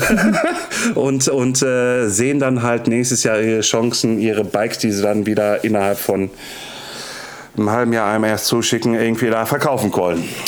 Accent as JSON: {"language": "German", "area": "Ruhr area", "region": "North Rhine-Westphalia", "country": "Germany", "said": "ich komme aus dem Ruhrpott und bin 40"}